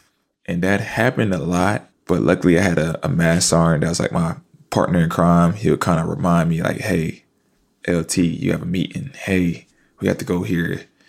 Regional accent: Fayetteville, North Carolina, United States; now in New York, United States; Fayetteville, North Carolina. Yeah, I'm an Army brat. My dad was in the Army.

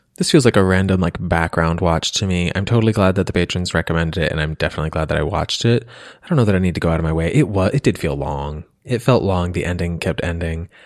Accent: Pennsylvania, United States; I'm from Pennsylvania

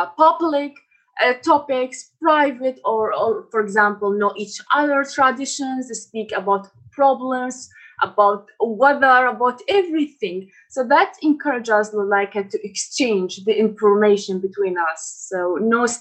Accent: Iraq; English is a second language; I am from Iraq.

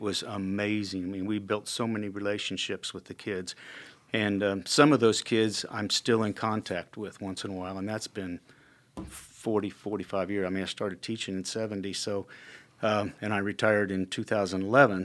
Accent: Indianapolis, Indiana, United States; also born or lived in Illinois / Kankakee, Illinois; I grew up in the Indianapolis area. I was actually born in Illinois

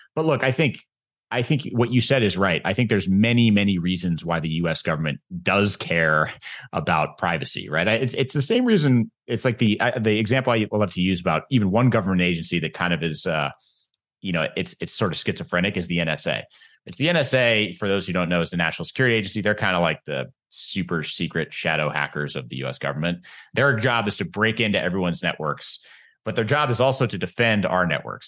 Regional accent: United States; as an American

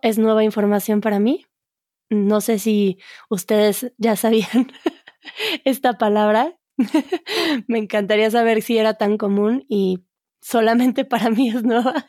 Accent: Mexico; yo como buena mexicana

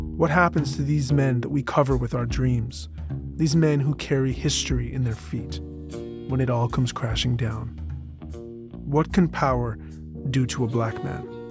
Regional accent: Canada; I'm Canadian

